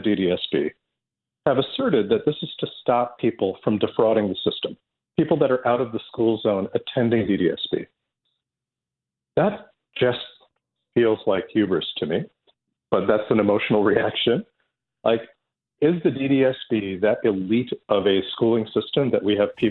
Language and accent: English; Toronto, Ontario, Canada; where I grew up in Scarborough